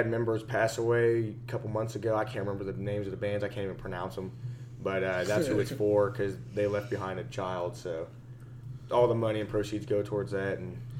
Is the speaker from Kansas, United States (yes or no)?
yes; Topeka, Kansas, United States; we'll probably end up doing a Topeka release because, you know, we're from Topeka.